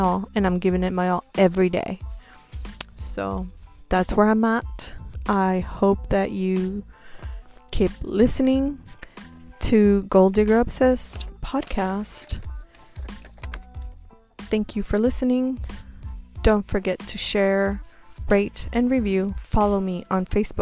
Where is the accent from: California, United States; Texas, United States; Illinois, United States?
Texas, United States; Houston; moved away as an adult; also born or lived in Tampa, Florida; I moved back to my hometown, Houston.